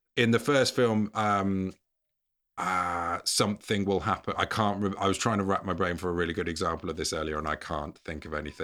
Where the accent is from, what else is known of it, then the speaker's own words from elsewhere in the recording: England, United Kingdom; as an English person